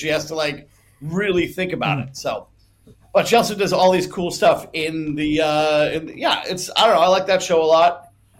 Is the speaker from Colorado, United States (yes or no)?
no; California, United States; I grew up in California.